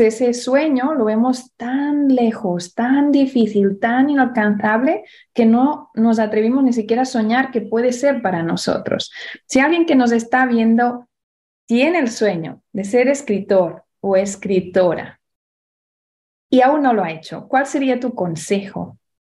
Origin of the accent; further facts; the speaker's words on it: Barcelona, Catalonia, Spain; en España, en Barcelona, donde yo nací